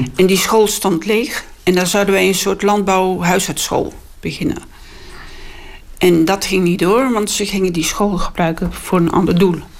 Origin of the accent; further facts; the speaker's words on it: Netherlands; als Nederlander